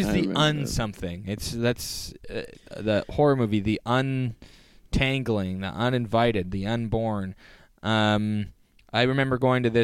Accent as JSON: {"language": "English", "town": "Oakville", "region": "Ontario", "country": "Canada", "said": "there's multiple like multiplexes in Oakville"}